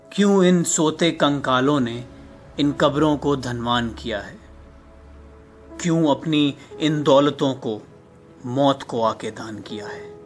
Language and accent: Hindi; New Delhi, Delhi, India; मैं नई दिल्ली का रहने वाला हूँ